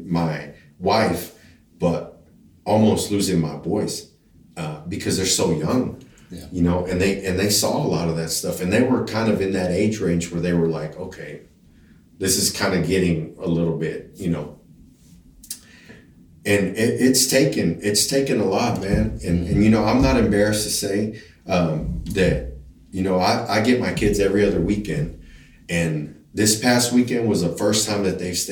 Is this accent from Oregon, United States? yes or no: no; Denver City, Texas, United States; also born or lived in El Paso, Texas / Connecticut; Growing up in Denver City, you know, I think when I graduated high school, population was like 5,500 people